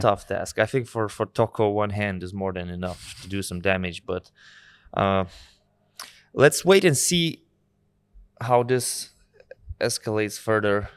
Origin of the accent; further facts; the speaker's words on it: Lithuania; from Lithuanian perspective